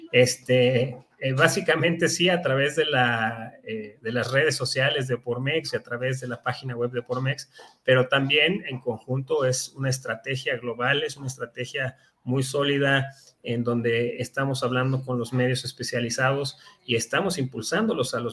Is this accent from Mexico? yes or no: yes; Mexico; no tendremos como mexicanos un, este, un corto en este suministro